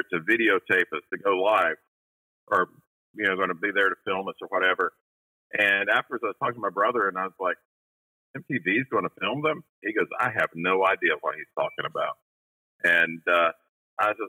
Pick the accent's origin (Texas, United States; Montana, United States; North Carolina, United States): North Carolina, United States; Western; I grew up in Western North Carolina